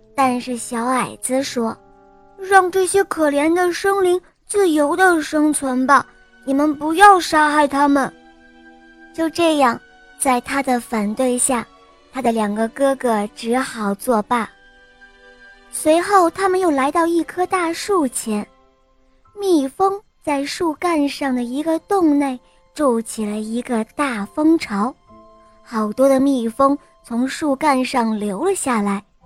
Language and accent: Chinese; Dalian, Liaoning, China; 今年是十岁了，我来自大连